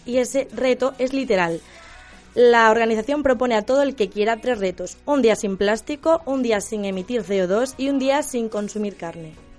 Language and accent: Spanish; Galicia, Spain; mi tierra